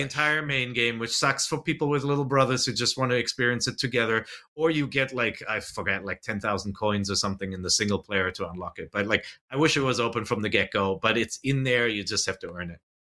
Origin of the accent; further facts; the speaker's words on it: United States; I'm an American